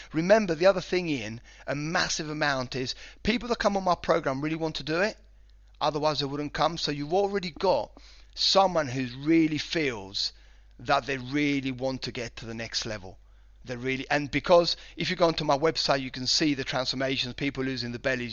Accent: Spain; moved away as an adult; also born or lived in United Kingdom; I was born in Spain and, uh, lived here for sort of nineteen years before I went over to the U K

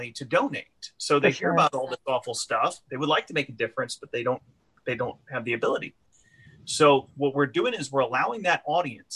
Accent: Lake Charles, Louisiana, United States; my hometown here in Lake Charles

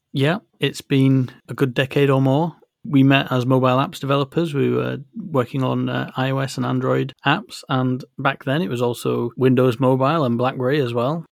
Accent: Yorkshire and the Humber, United Kingdom; I'm from West Yorkshire in the north of England, and it's a phrase that we have there.

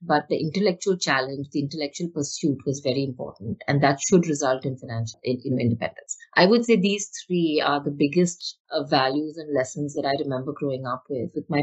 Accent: Mumbai, Maharashtra, India; I grew up obviously in Bombay as a middle class to upper middle class kid

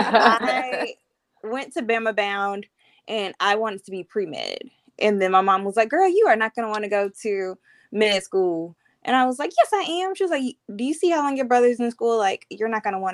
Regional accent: Montgomery, Alabama, United States; also born or lived in Birmingham; I was born and raised in Montgomery

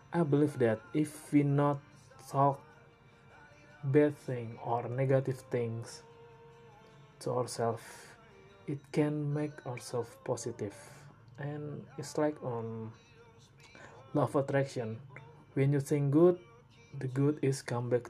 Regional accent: Indonesia; English is a second language; I'm from Indonesia

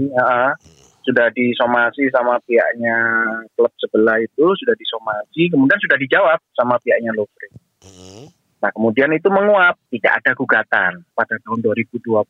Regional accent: Surabaya, East Java, Indonesia; saya juga warga Surabaya

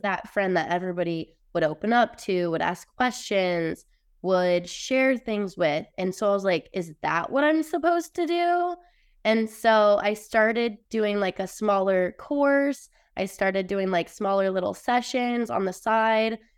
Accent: Utah, United States; I grew up in Utah, pretty much around a really religious, judgmental area, very small town

